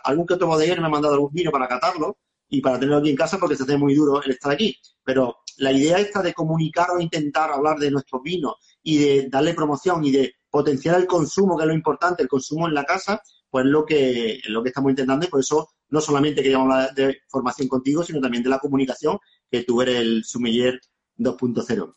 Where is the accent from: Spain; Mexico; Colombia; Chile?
Spain; Málaga, Andalusia; yo sí sentí como malagueño